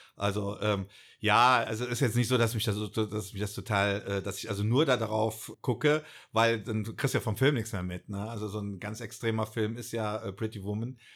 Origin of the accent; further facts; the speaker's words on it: Bonn, North Rhine-Westphalia, Germany; ich halt ein Urbonner bin, hier mhm. aufgewachsen bin in Bonn